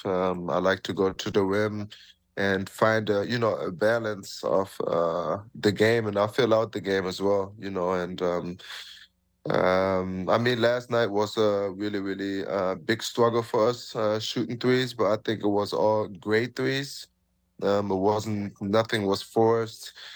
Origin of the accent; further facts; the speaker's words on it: Germany; now in Toronto, Canada; I'm from Germany